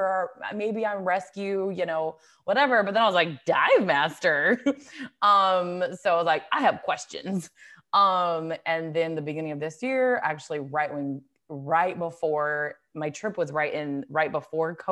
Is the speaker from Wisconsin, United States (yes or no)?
no; Longmont, Colorado, United States; moved away as an adult; now in California, United States; I grew up in Longmont, Colorado.